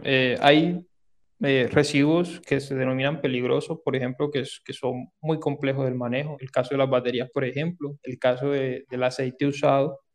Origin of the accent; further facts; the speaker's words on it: Sahagún, Córdoba, Colombia; accent: Caribbean; moved away as an adult; now in Medellín, Colombia; yo soy de Sagún, Córdoba, aunque bueno, ya tengo casi 11 años de, estar por acá en Medellín, desde que me vine a estudiar a la, a la Antioquia